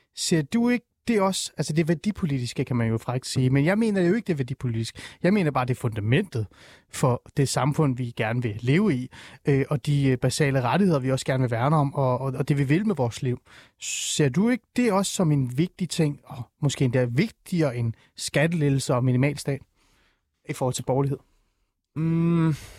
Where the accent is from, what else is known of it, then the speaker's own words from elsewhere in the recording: Aarhus, Central Denmark Region, Denmark; jeg er fra Aarhus